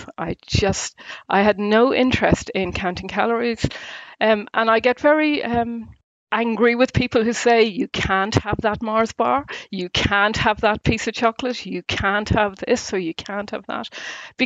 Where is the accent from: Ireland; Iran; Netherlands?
Ireland; accent: Irish; now in Essex, United Kingdom; I'm definitely Irish, so I hope there's an Irish twang in there